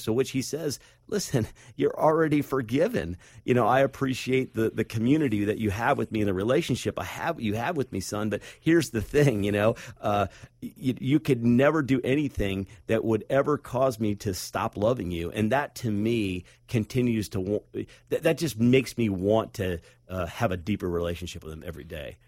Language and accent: English; Akron, Cleveland area, Northeast Ohio, United States; I grew up in Northeast Ohio, up in the, uh, Akron, Cleveland area